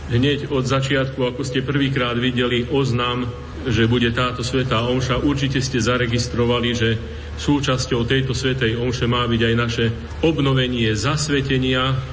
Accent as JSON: {"language": "Slovak", "region": "Banská Bystrica Region", "country": "Slovakia", "moved": "as an adult", "lives_now": "Reykjavík, Iceland", "said": "pochádzam z Bansko-Bistrickej a Staré hory dôverne poznám."}